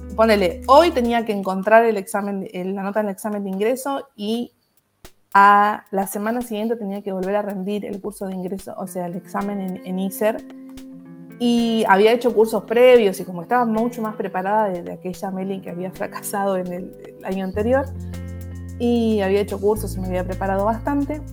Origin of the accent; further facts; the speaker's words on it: Moreno, Buenos Aires Province, Argentina; toda mi, infancia y mi adolescencia la pasé en un barrio, en Moreno, que es el barrio Asunción